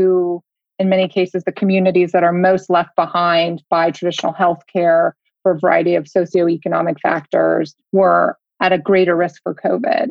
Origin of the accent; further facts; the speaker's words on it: United States; as an American